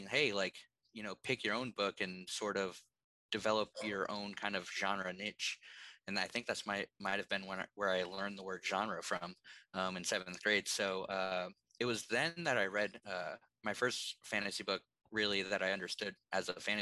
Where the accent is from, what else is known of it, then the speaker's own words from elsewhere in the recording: Maine, United States; I grew up in Maine.